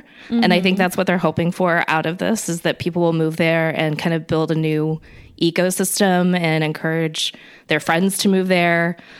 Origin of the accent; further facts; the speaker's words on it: Nashville, Tennessee, United States; now in California, United States; I'm not technically a coastal elite like you guys are, because I grew up in Nashville.